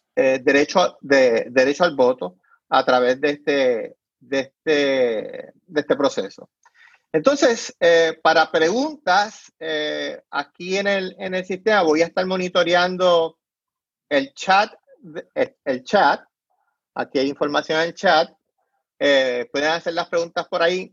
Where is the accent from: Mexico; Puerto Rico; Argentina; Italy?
Puerto Rico; moved away; soy puertorriqueño, es mi identidad